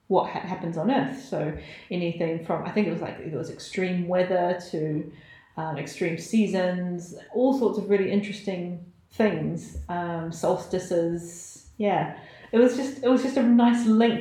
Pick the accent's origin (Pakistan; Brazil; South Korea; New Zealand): New Zealand; now in York, United Kingdom; growing up in New Zealand